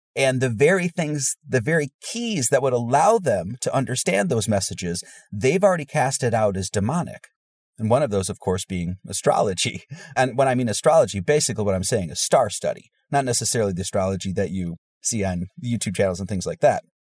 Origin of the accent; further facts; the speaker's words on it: Wisconsin, United States; moved away as an adult; also born or lived in Hawaii; I grew up in the Bible Belt in Wisconsin